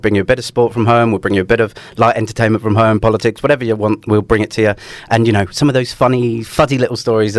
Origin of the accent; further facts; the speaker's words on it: London, United Kingdom; moved away as an adult; now in Australia; And I am originally from London. I've been here best part of 10 years.